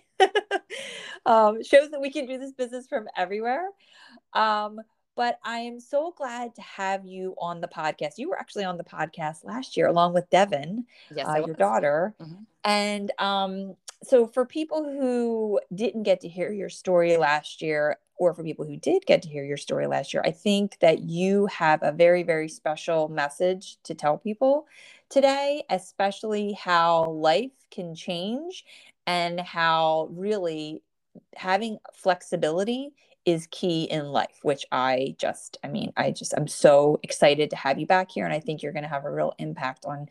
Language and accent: English; New Jersey, United States; I'm from the Northeast, and I grew up in New Jersey.